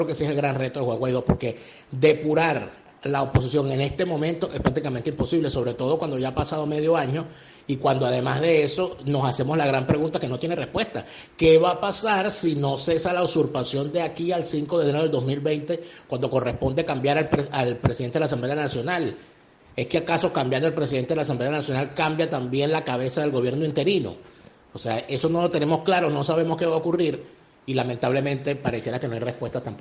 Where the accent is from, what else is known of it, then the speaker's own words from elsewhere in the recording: Venezuela; moved away; Yo desde que salí de Venezuela, desde que escapé de Venezuela, he sentido como un compromiso hacer lo que llaman los judíos Hashbara